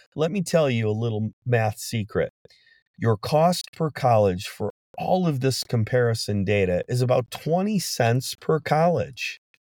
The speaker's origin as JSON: {"language": "English", "town": "Detroit", "region": "Michigan", "country": "United States", "said": "I'm from Detroit"}